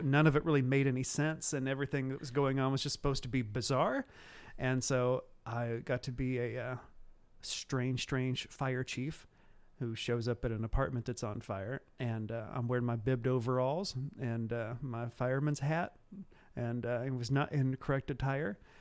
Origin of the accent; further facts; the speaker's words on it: Cumberland County, Illinois, United States; moved away; I am from the, uh, the backwoods of Cumberland County, Illinois. I actually grew up between two small towns, uh, and they are Neoga and Toledo.